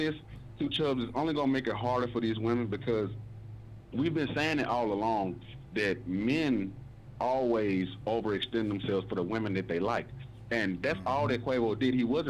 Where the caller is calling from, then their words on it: Memphis, Tennessee, United States; I'm calling from Memphis, Tennessee.